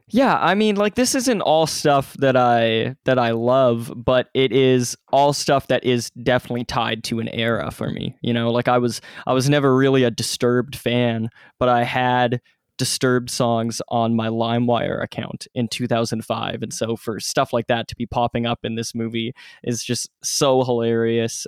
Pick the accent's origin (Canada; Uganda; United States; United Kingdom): Canada; Ontario; my area because uh, that part of Ontario, which is which is a province in Canada